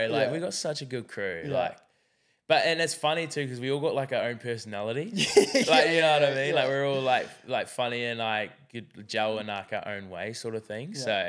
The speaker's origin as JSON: {"language": "English", "country": "New Zealand", "said": "And for me, like, I'm like being from New Zealand, I know that like, you know, suicide in New Zealand, like we're in very, very high numbers."}